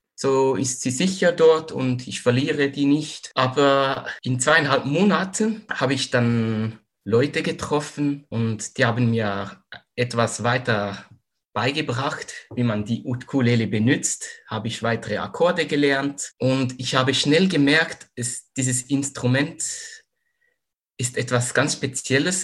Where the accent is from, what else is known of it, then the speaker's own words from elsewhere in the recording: Zurich, Switzerland; moved away as an adult; now in Western Switzerland, Switzerland; komme aus der Schweiz, aus Zürich, wohne momentan aber in der Westschweiz